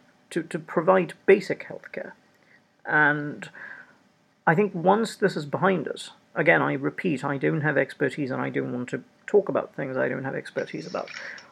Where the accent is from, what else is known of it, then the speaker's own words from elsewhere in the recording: India; me as an Indian